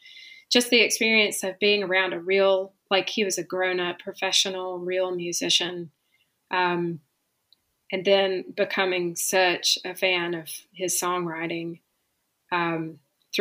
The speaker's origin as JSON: {"language": "English", "town": "Rome", "region": "Georgia", "country": "United States", "tie": "born or raised there", "said": "I grew up in Rome, Georgia"}